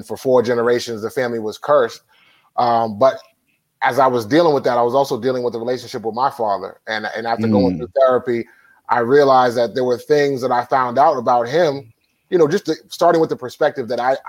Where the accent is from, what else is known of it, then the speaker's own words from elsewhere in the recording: Boston, Massachusetts, United States; I'm from Roxbury, where … is from.